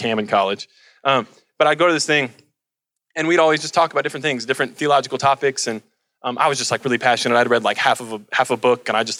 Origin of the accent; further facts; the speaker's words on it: Colorado, United States; the mountains that I grew up with in Colorado